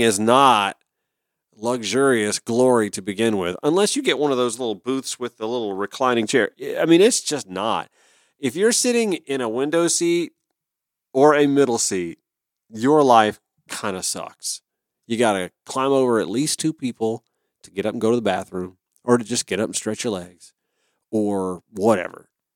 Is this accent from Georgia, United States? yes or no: yes; Augusta, Georgia, United States; now in Atlanta, United States; I grew up in Augusta